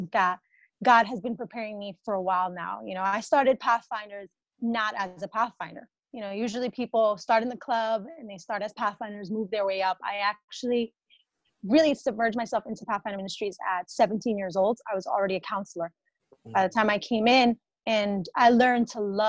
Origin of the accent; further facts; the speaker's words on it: New York City, New York, United States; I born and raised in Bronx, New York, boogie down